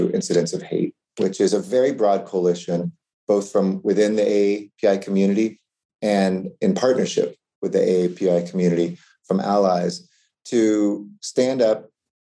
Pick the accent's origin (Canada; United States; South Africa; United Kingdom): United States; Los Angeles, California; I grew up here in Hollywood